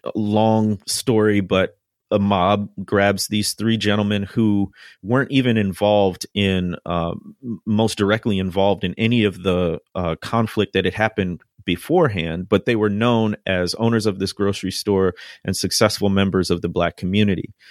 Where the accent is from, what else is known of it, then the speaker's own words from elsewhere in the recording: Chicago, Illinois, United States; now in Mississippi, United States; I grew up in the Midwest, in the Chicagoland area